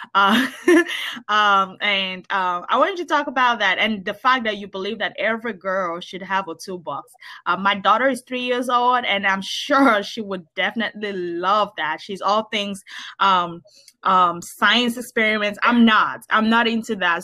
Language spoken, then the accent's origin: English; Nigeria; moved away as an adult; now in United States; I grew up in Nigeria